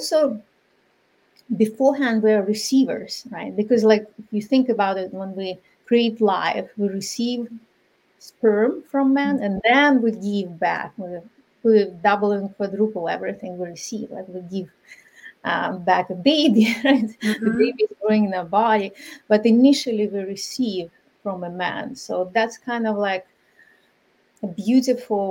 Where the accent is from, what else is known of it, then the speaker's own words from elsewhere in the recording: Ukraine; moved away; I'm from Ukraine originally, my culture is very different